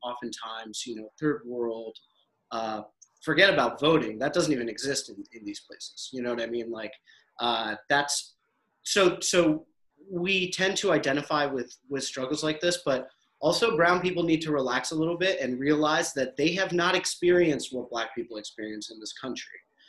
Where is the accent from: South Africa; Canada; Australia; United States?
United States; born there; I'm Pakistani, you know, I'm Pakistani American. I was born in the States, raised all over, but I mean, I'm a culturally American.